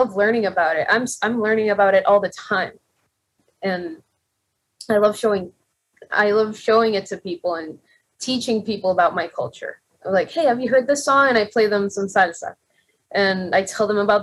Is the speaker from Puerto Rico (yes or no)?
yes; Puerto Rico; moved away; I'm a singer from Puerto Rico